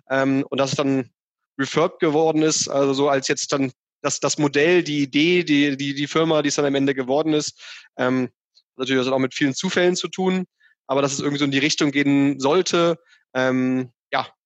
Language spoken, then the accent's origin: German; Hamburg, Germany; dass nicht irgendwie meine Heimatstadt Hamburg überflutet ist äh, in, in zehn Jahren, weil da die Eiskappen komplett geschmolzen sind